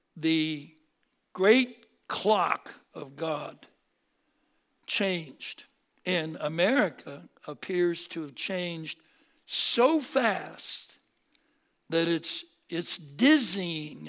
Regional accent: Seattle, Washington, United States; moved away as an adult; also born or lived in Berkeley, California; born and raised in Seattle, uh, came down to California

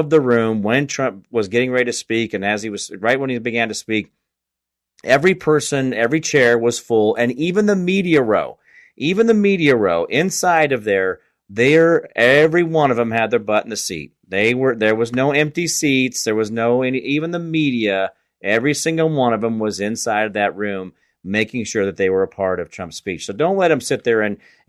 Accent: Kansas, United States; now in East Tennessee, United States; I'm a guy from Kansas and I'm living in East Tennessee right now

